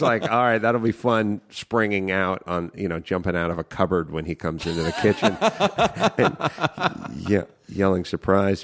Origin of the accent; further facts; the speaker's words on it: Los Angeles, California, United States; I grew up in North Hollywood